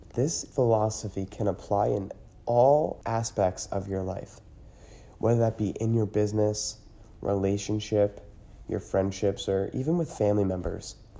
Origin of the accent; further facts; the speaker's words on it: Newmanstown, Pennsylvania, United States; now in Hamburg, United States; I was actually born and raised in Newmanstown, Pennsylvania